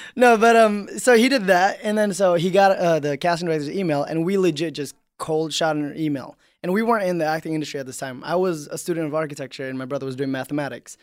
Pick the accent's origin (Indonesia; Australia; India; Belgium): Indonesia; moved away; I grew up in Indonesia